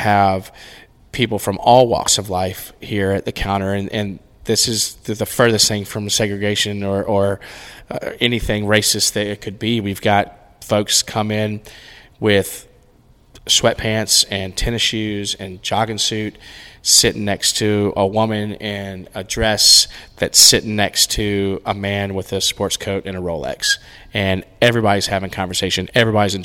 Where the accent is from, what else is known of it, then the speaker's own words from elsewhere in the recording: Rock Hill, South Carolina, United States; I grew up in Rock Hill